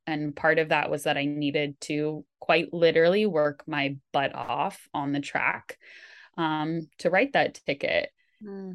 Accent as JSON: {"language": "English", "area": "Bay Area", "region": "California", "country": "United States", "tie": "born or raised there", "said": "growing up in the Bay Area of California, where you're really fortunate to be surrounded by so many amazing institutions"}